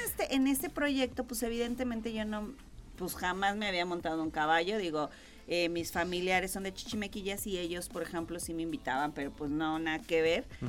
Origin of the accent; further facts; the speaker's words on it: Querétaro, Mexico; Soy queretana